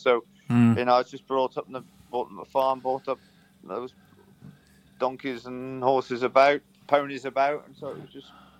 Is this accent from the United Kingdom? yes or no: yes; Herefordshire, West Midlands, United Kingdom; I was brought up in Herefordshire.